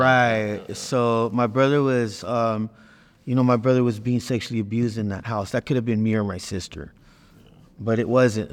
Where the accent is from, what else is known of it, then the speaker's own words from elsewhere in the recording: Watsonville, California, United States; moved away as an adult; now in Arizona, United States; I'm from Watsonville, California